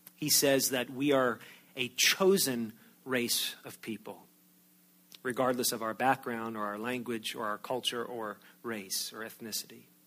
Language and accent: English; outside of New York City, United States; moved away; I grew up outside of New York City